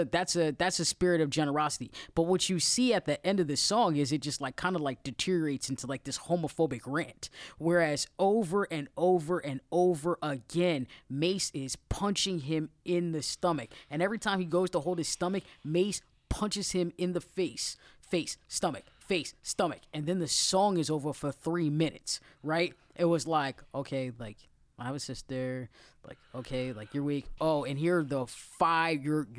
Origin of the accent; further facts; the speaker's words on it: Harlem, New York, United States; You know, I'm from Harlem. I like to talk a lot of shit, right?